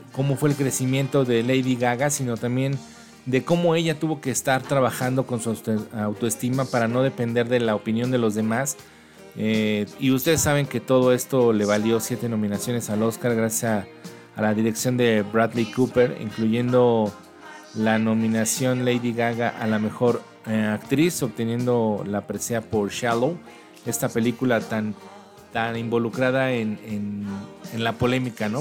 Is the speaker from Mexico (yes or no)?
yes; Mexico City, Mexico; nuestra bella Ciudad de México